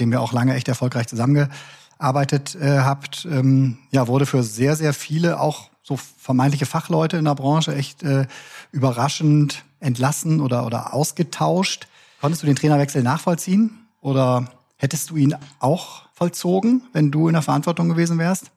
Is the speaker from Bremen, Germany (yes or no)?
yes; Bremen, Germany; moved away; also born or lived in Cologne; Ich komme eigentlich aus Bremen